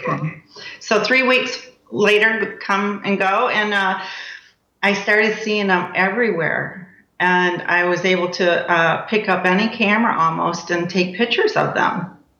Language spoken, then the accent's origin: English; Michigan, United States; now in Cape Coral, United States; I'm from Michigan